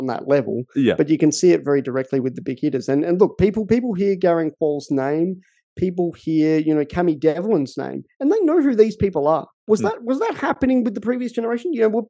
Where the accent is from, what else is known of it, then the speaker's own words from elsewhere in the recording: Australia; it's much easier to be proud of as an Australian as well in that same sense.